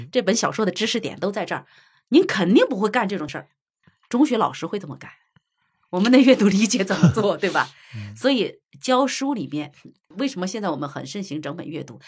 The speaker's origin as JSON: {"language": "Chinese", "country": "China", "said": "我们中国人一直在这个方面是孜孜不倦地在那追求"}